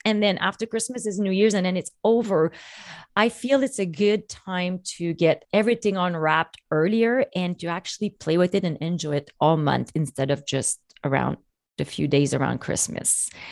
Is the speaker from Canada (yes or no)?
yes; Canada; I'm French Canadian